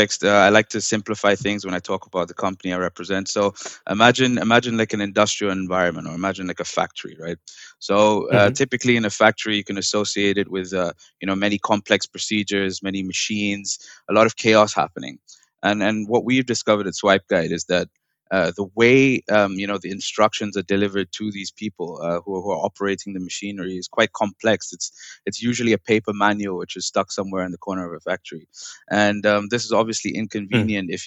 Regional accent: New Delhi, Delhi, India; also born or lived in England; now in Leiden, Netherlands; I'm originally from India

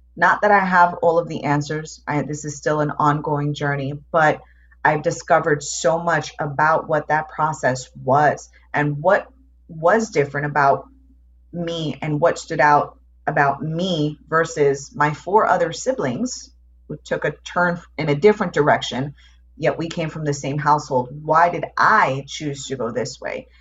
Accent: New York, United States; moved away as an adult; also born or lived in Phoenix; I grew up in New York

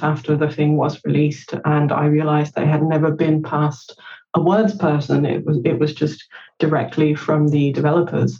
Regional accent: Denmark; English is a second language; also born or lived in Copenhagen, Denmark / United Kingdom; I'm Copenhagen-based in Denmark. I was born and raised in Denmark. I'm from a bilingual home because my mum was Danish and my dad is Romanian

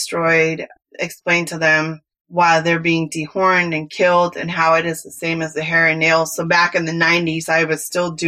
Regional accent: San Francisco Bay Area, California, United States; accent: Cali; moved away; I'm originally from California and I grew up in the San Francisco Bay Area

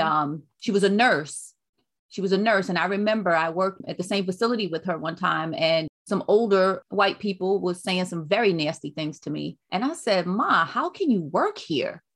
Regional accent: New York City, New York, United States; moved away; also born or lived in North Carolina; I was born and raised in Brooklyn, New York, but my mother, um, moved us back to North Carolina

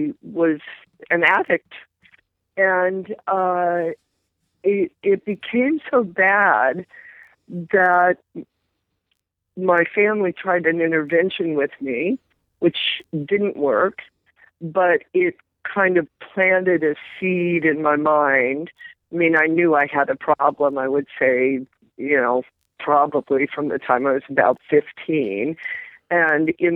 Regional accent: Midwest, United States; I grew up in the Midwest

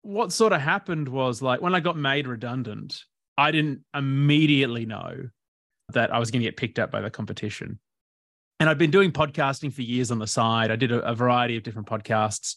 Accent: Port Macquarie, New South Wales, Australia; also born or lived in Bendigo, Victoria; I first started growing up in Bendigo until I was about nine in Victoria. then the family, my dad just loved the ocean, so he moved up to Port Macquarie in New South Wales

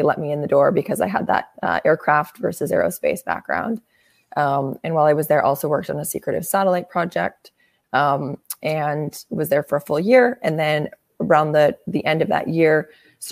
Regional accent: Winnipeg, Manitoba, Canada; moved away as an adult; also born or lived in Michigan, United States; now in Bay Area, United States; I grew up in Canada in a very cold place called Winnipeg

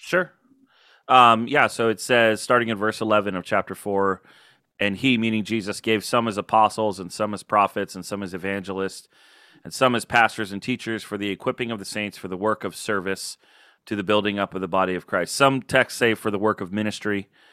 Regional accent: Florida, United States; also born or lived in Illinois / California; now in Baltimore, United States; I moved to Florida in fourth grade, so really I'm a Florida kid

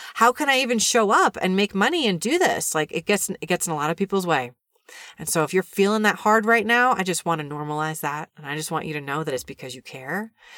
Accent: New York City, New York, United States; I grew up in New York City and watched a lot of T V when I was a kid

